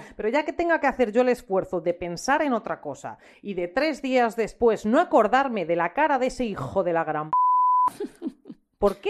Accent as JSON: {"language": "Spanish", "town": "Ávila", "region": "Castile and León", "country": "Spain", "said": "soy de Ávila y no sé decir palabras que no son casticísimas"}